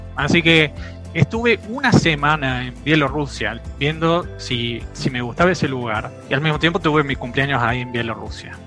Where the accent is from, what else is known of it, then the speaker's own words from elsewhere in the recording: Córdoba, Argentina; moved away as an adult; now in Belarus; como buen cordobés